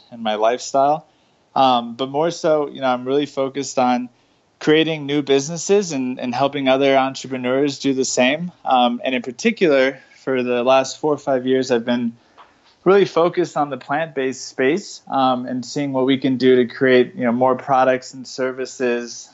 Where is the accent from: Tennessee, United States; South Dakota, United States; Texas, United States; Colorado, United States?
Colorado, United States; I was raised in Colorado